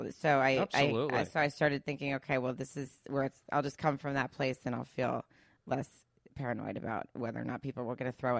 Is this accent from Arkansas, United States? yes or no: yes; Arkansas, United States; moved away as an adult; now in California, United States; I grew up in Arkansas, moved to California when I was 21.